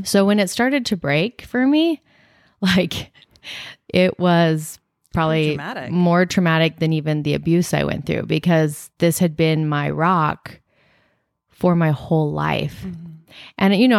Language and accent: English; Gilbert, Arizona, United States; I grew up in Gilbert.